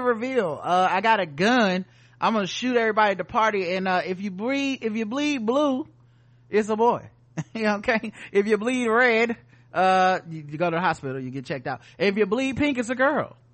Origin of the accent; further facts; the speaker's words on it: the South, United States; we're from the South